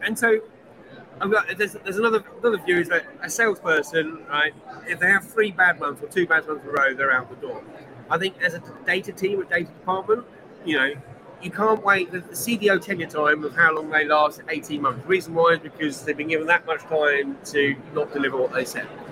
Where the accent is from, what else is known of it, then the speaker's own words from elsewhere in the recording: Bracknell, South East England, United Kingdom; the streets I grew up in Bracknell